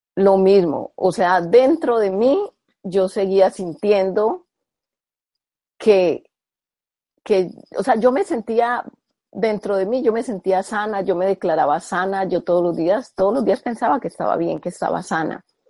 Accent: Colombia; yo soy colombiana

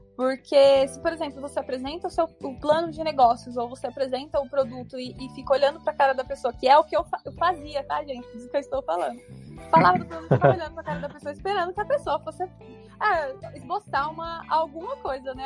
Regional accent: São Paulo, Brazil; Então eu já moro aqui desde que eu nasci, nasci aqui em São Paulo mesmo

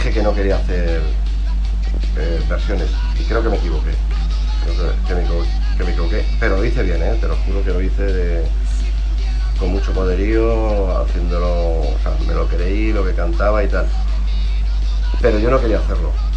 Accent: Burgos, Castile and León, Spain; also born or lived in Pozo del Tío Raimundo, Madrid; soy de Burgos, pero si en vez de ser de Burgos, que estoy súper orgulloso de ser de Burgos

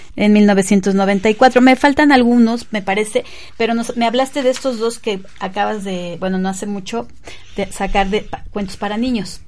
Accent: Mexico; estamos atravesados como mexicanos

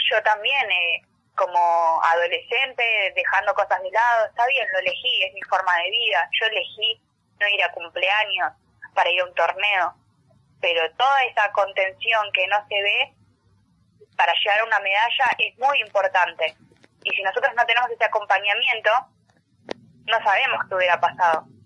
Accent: Argentina; lo que significa para nosotros como argentinos

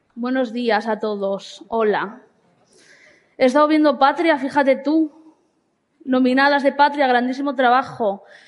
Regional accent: Basque Country, Spain; soy una persona vasca

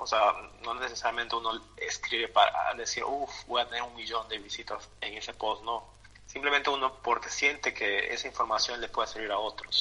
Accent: Peru; born or raised there; moved away

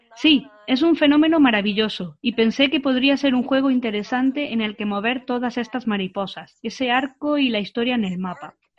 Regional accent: Florida, United States; Spanish is a second language; soy de Florida, Playa, pero playa sin un montón de gente.

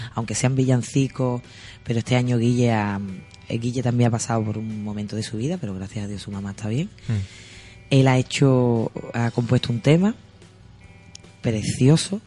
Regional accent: Sanlúcar de Barrameda, Andalusia, Spain; yo me siento orgullosa de mi mi pueblo, porque a mí me gusta decir mi pueblo

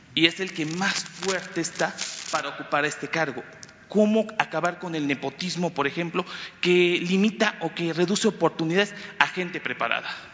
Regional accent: Campeche, Mexico; Yo vengo de Campeche

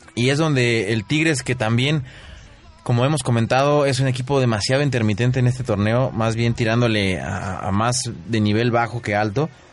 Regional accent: Mexico; a nosotros como mexicanos

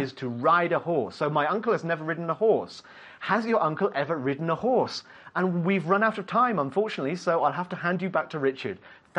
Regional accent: United Kingdom; I'm British, so we'll say lorry.

